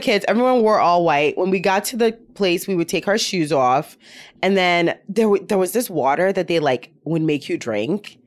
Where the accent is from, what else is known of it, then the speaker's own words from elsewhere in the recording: Ashanti, Ghana; now in United States; I'm from Ghana